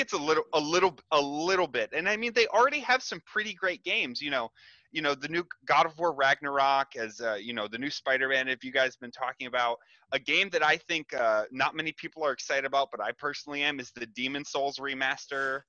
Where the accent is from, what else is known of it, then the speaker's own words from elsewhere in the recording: United States; as an American